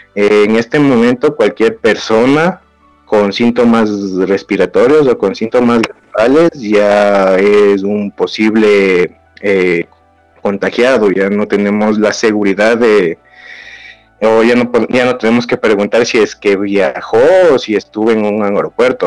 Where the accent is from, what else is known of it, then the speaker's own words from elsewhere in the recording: Ecuador; acá en mi país, en Ecuador